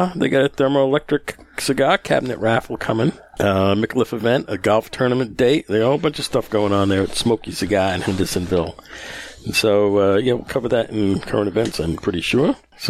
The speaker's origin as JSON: {"language": "English", "country": "Netherlands", "said": "Yes, I'm really from the Netherlands and live there."}